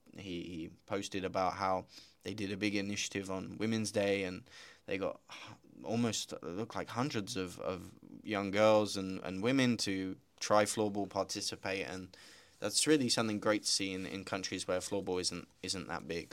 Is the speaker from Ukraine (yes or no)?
no; United Kingdom; moved away; also born or lived in Slovakia; I'm British, as you may hear, but also half Slovak